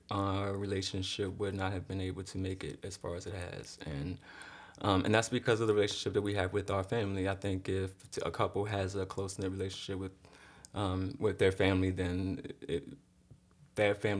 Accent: Baltimore, Maryland, United States; moved away; also born or lived in Miami, Florida; I'm from Baltimore. You're from Baltimore. But I grew up in Miami too.

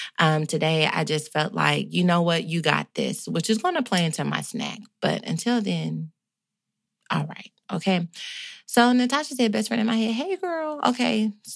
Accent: North Carolina, United States; I'm from North Carolina. My grandmama and my mama taught me how to cook.

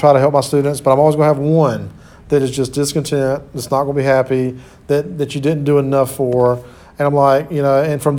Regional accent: Sampson County, North Carolina, United States; I grew up in Sampson County, which is about 30 minutes away or 30 miles.

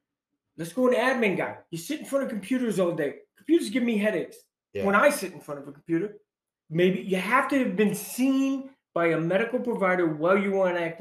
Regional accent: New York, United States; I'm from New York.

